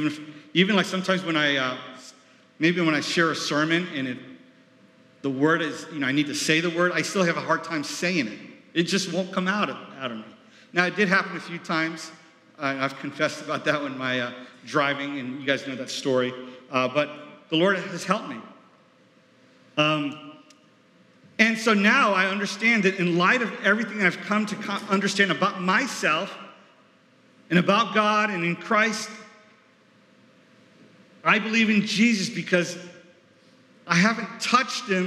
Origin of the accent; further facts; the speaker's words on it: New York, United States; moved away; I was from New York